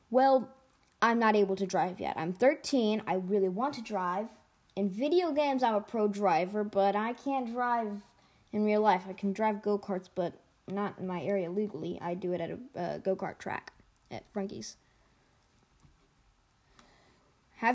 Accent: United States; I'm an American.

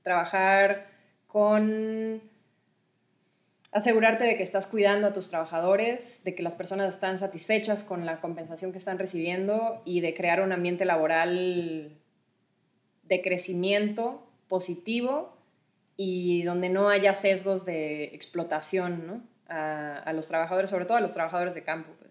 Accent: Mexico; also born or lived in Costa Rica; pues yo soy, soy mexicana y costarricense. Tengo dos nacionalidades.

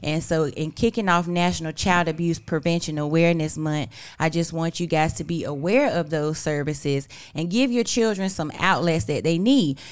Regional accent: Weldon, North Carolina, United States; I'm on team one fifty-eight 'cause I'm from Weldon.

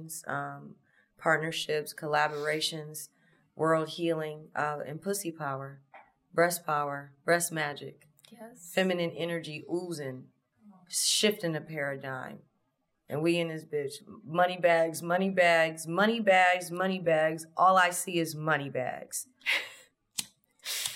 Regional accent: Los Angeles, California, United States; I'm from LA. I'm from South LA, South Central. Born in 86. Grew up in the late 80s, early 90s

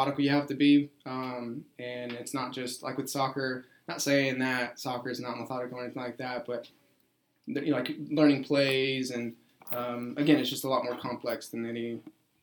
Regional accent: Ferris, Texas, United States; also born or lived in Mexico; now in Corsicana, United States; I am from Mexico. I came here when I was 4 years old, but I grew up in Ferris, Texas

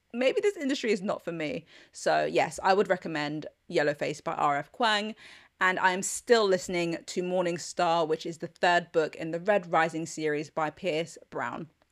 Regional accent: London, United Kingdom; I'm a Londoner.

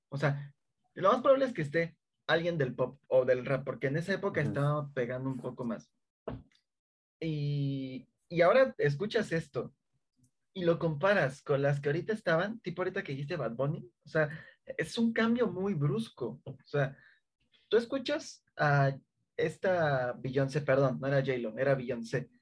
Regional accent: Mexico City, Mexico; somos chilangos

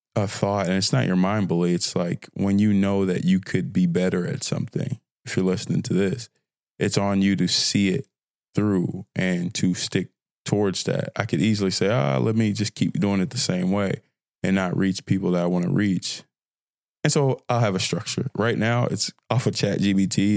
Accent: Fort Worth, Texas, United States; also born or lived in Nigeria; a fine young brother from Fort Worth, Texas, by way of Nigeria, 'cause I'm Nigerian, but I'm from here

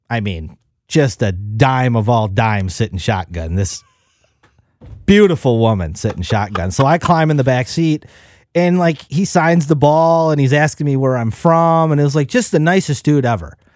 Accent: Wisconsin, United States; We're from Wisconsin.

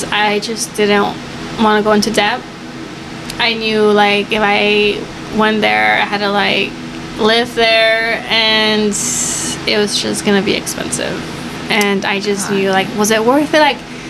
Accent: Los Angeles, California, United States; I am Mexican-American, born and raised in South LA.

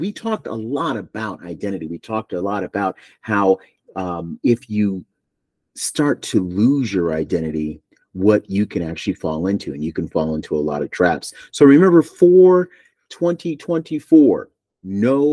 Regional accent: Buffalo, New York, United States; now in Asheville, United States; I am from Buffalo, and I am proud

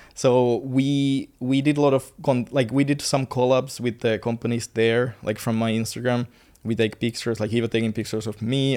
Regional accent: Finland; moved away as an adult; now in Bali, Indonesia; I'm from Finland. I I used to study in, like, university for engineering, and, uh, I used to play football. I used to live the normal life in Finland.

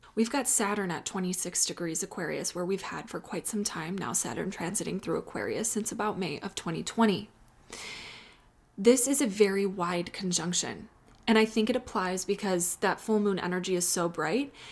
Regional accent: Chicago, Illinois, United States; now in Austin, United States; I was raised in Chicago

